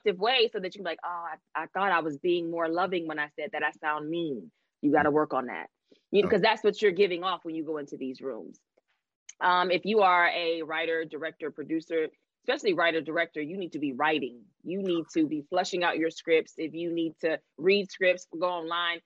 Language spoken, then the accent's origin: English; Louisiana, United States; growing up in Louisiana